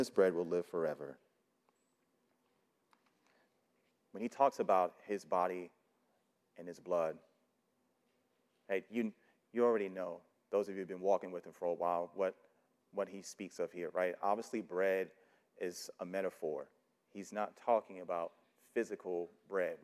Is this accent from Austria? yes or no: no; New York City, New York, United States; I grew up in New York City